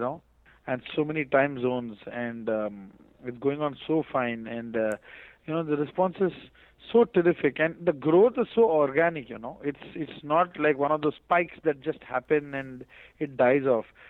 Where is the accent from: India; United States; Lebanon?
India; me being an Indian musician